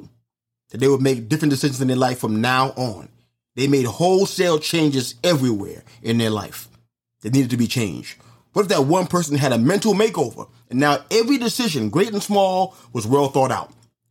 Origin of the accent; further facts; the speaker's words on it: New York City, New York, United States; when I was a kid walking the streets of New York City